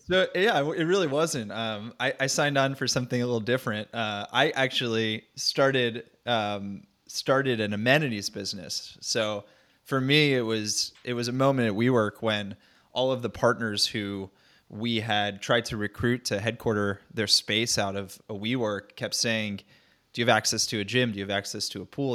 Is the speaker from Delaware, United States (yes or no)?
no; North Central New Jersey, United States; moved away as an adult; also born or lived in Nashville, Tennessee / New York; I grew up in Jersey, uh, North Central New Jersey, suburbia